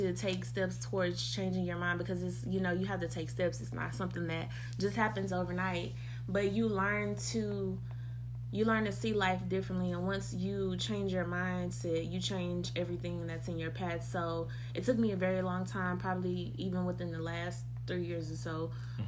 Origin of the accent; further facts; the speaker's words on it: Waco, Texas, United States; moved away as an adult; I grew up in East Waco. I've lived there my whole life. I left home when I was 18, and I haven't been back